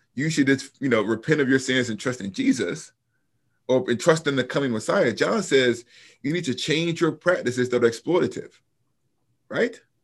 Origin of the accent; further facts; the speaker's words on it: Huntsville, Alabama, United States; now in Wheaton, United States; I was born in Huntsville, Alabama, so I'm a Southerner